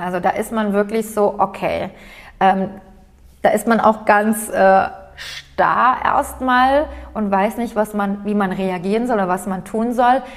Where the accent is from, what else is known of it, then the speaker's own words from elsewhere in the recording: Aydın, Turkey; now in Germany; Heimat ist für mich Eiden